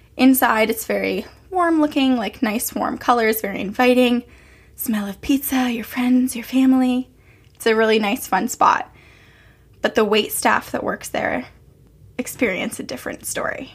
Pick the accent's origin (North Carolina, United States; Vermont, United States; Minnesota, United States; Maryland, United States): Vermont, United States; Burlington; moved away; Burlington, Vermont, which is where I'm from.